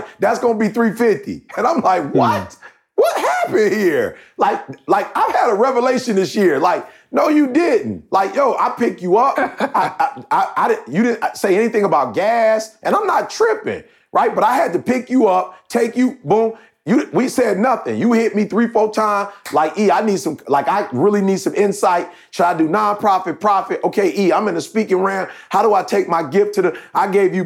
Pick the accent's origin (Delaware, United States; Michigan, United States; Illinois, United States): Michigan, United States; Detroit; I grew up in Detroit